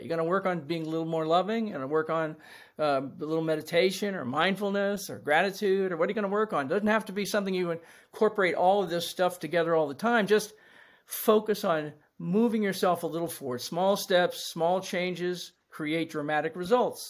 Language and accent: English; Washington, District of Columbia, United States; I grew up in Washington, D C